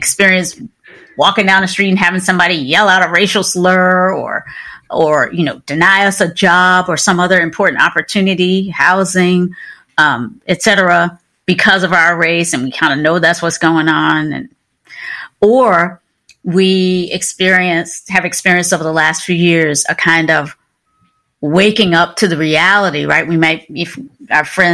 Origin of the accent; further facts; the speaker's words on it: Kinston, North Carolina, raised in Virginia, United States; I was born and raised in the South, right? So Kinston, North Carolina, the small town, 30 miles inland from the coast or so, in Southeast Carolina, and then raised in Virginia